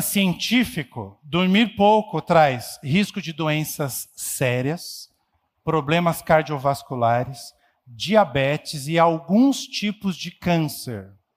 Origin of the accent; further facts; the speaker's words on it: São Paulo, Brazil; nós somos paulistanos